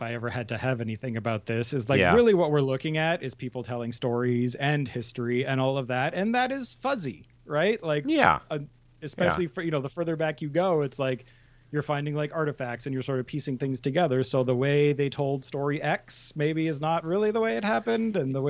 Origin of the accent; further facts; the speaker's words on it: Montreal, Quebec, Canada; I'm from Montreal. We're the same.